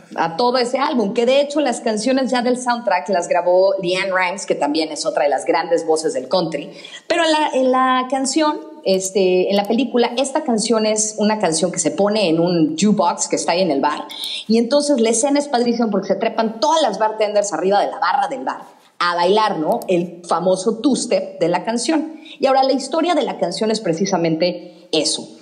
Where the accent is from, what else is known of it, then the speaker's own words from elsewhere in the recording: Texas, United States; accent: Texan (English); northern Mexican accent of Torreón; also born or lived in Torreón, Mexico; mi acento es demasiado tejano